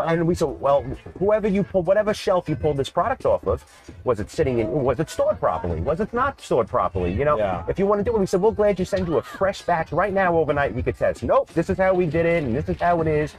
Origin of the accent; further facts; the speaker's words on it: New York, United States; Growing up in New York and the East Coast